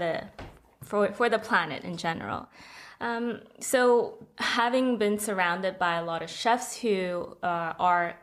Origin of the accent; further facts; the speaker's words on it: Hong Kong; I'm from Hong Kong